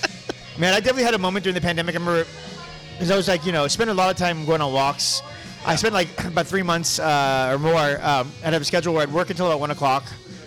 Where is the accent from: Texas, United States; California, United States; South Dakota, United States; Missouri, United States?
California, United States; San Diego; moved away as an adult; also born or lived in Los Angeles / El Paso / Santa Cruz; So I grew up in San Diego, pretty much.